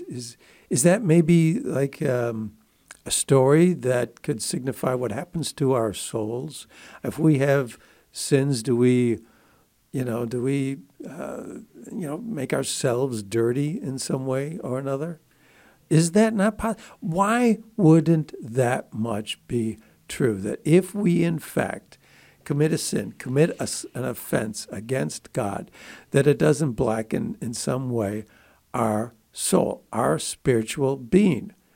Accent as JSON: {"language": "English", "town": "Buffalo", "region": "New York", "country": "United States", "tie": "born or raised there", "said": "I grew up in Buffalo, New York"}